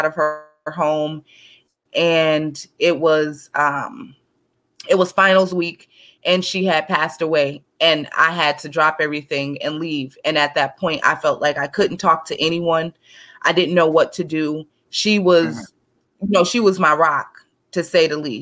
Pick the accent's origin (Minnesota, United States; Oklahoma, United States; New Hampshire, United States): Minnesota, United States; St. Paul; I'm from St. Paul, Minnesota